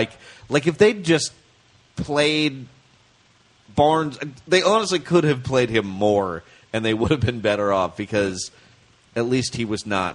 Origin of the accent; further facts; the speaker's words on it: Bay Area, California, United States; I grew up in the Bay Area